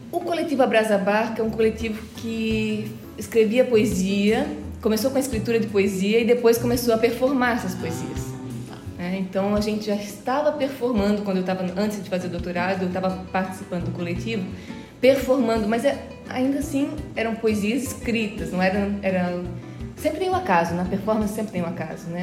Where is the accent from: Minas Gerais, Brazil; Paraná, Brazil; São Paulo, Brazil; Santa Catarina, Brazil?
Santa Catarina, Brazil; Brusque; moved away; eu venho do berço da fiação catarinense, sou de Brusque